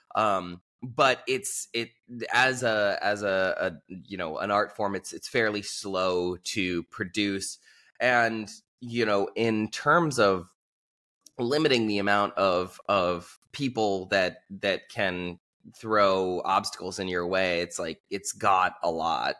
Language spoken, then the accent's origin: English; Southern California, United States; moved away as an adult; also born or lived in Los Angeles / Albania / Iraqi Kurdistan; I grew up in Southern California